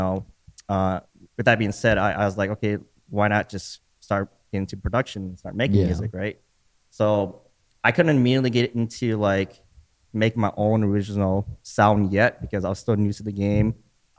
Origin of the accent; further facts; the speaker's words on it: Minnesota, United States; also born or lived in Chicago, Illinois; I moved here when I was 2